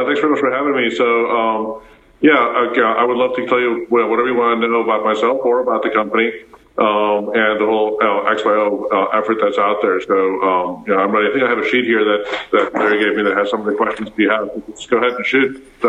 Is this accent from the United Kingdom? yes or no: no; Pretoria, Gauteng, South Africa; English is a second language; I didn't speak English at all. I went to Afrikaans school. I went to school barefoot, for example, in South Africa. And I was born in Pretoria.